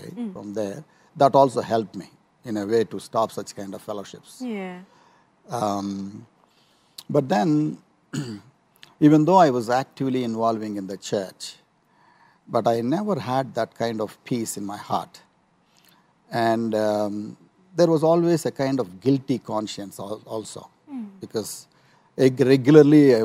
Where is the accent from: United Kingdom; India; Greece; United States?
India; Chirala, Andhra Pradesh; moved away as an adult; now in Kenya; I come from a place called Chirala